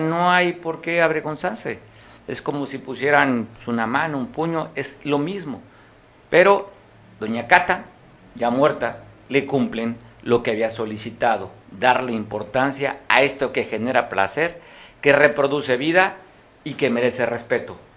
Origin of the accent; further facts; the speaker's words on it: Costa Grande, Guerrero, Mexico; los que somos originarios de la Costa Grande